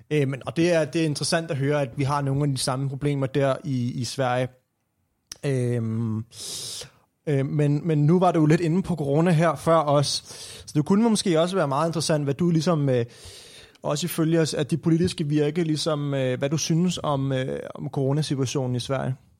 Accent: Copenhagen, Capital Region of Denmark, Denmark; hvor jeg kommer fra København, opfødt og op i København

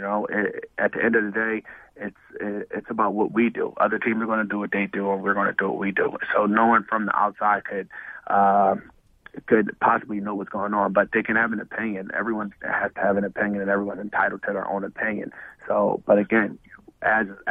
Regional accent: Philadelphia, Pennsylvania, United States; moved away as an adult; I grew up a Sixers fan because I'm being from Philly

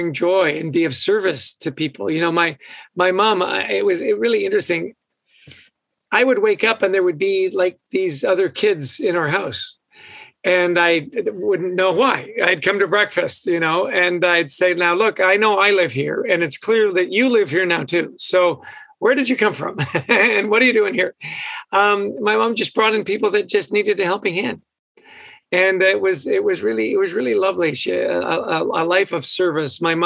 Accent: West Vancouver, British Columbia, Canada; moved away; I grew up in West Vancouver, so we got that Canadian connection.

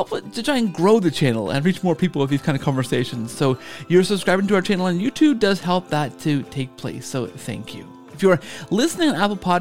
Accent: Canada; we're both Canadian

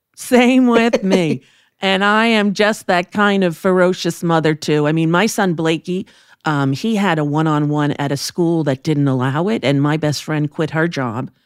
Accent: New York, United States; we grew up in New York

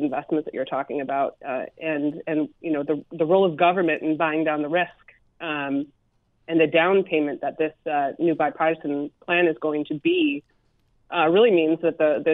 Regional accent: Michigan, United States; I'm from Michigan, a cold weather state.

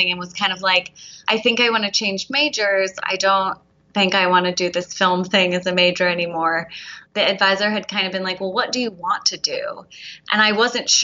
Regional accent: outside of Philadelphia, Pennsylvania, United States; I grew up outside of Philadelphia

